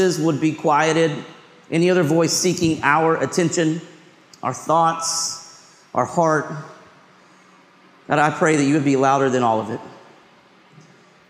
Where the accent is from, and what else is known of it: Hendersonville, United States; born or raised there; now in New York City, United States